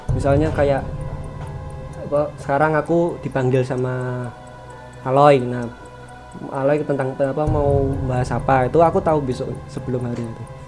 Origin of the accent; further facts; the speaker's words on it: Pemalang, Central Java, Indonesia; Pemalang, Jawa Tengah